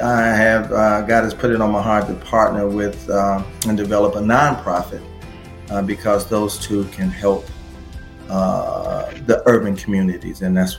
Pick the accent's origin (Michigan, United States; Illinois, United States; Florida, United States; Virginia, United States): Michigan, United States; Detroit; I came from Detroit and used to attend conventions and represent artists' products for international licensing.